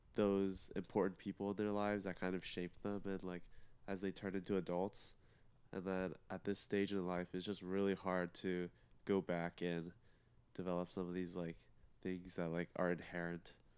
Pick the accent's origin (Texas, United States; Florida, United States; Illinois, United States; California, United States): Texas, United States; Plano; I'm from Plano, Texas